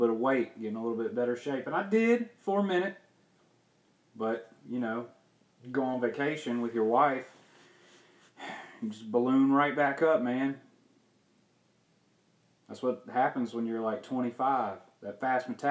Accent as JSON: {"language": "English", "region": "the South", "country": "United States", "said": "I'm from the South"}